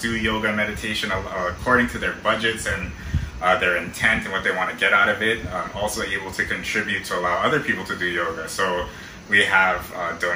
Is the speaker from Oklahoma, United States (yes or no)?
no; Oahu, Hawaii, United States; I was born and raised here in Oahu.